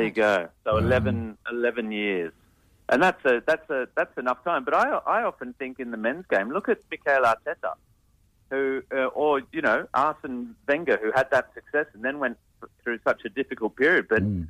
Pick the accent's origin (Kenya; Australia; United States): Australia; Canberra, Australian Capital Territory